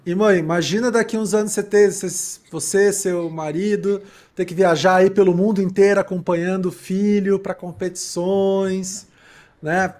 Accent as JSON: {"language": "Portuguese", "region": "Rio Grande do Sul", "country": "Brazil", "said": "eu sou gaúcho"}